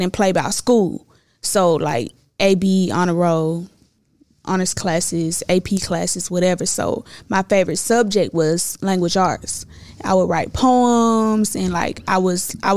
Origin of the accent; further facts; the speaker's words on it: Clayton County, Atlanta, Georgia, United States; also born or lived in Ohio; They moved here when I was 2 years old. We moved to Riverdale. That's, like, the rougher parts of Clayco. Boom, when they got on their feet, we moved to Lovejoy